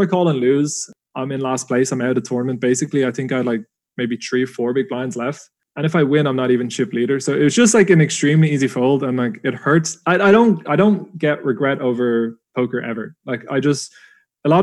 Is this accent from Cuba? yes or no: no; Dublin, Leinster, Ireland; being an Irish lad, Dublin born, it was on my home turf